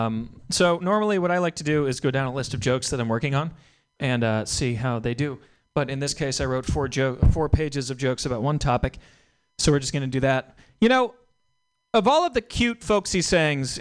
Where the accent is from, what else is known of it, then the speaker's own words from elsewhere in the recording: New England, United States; I grew up in New England where the weather is a little bit different.